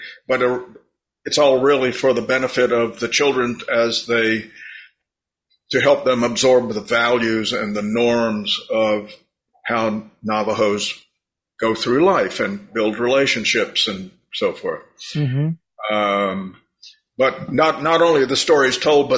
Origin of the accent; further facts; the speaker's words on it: United States; me as an American